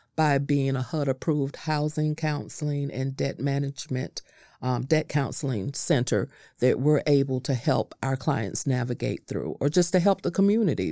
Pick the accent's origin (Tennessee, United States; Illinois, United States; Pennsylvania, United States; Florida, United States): Florida, United States; North; I, I was raised up in North Florida